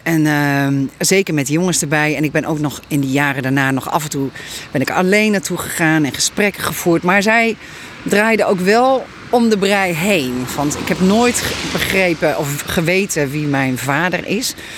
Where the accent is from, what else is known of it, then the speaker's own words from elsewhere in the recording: Leeuwarden, Friesland, Netherlands; now in Westbroek, Netherlands; ik ben ook een Fries